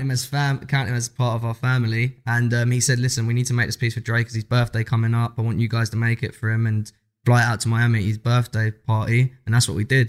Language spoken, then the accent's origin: English; London, United Kingdom; We come from South London